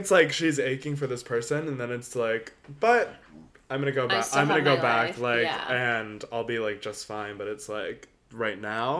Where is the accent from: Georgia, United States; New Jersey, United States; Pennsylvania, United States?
New Jersey, United States; also born or lived in North Carolina; I'm like from New Jersey. Like, North Carolina is not my hometown.